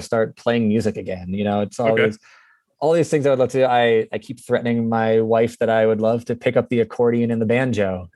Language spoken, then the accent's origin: English; South Florida, United States; I grew up in South Florida